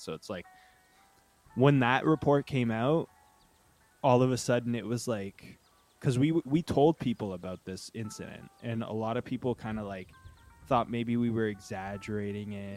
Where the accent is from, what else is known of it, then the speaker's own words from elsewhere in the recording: Uxbridge, Ontario, Canada; now in Toronto, Canada; I'm from a small town outside of Toronto called Uxbridge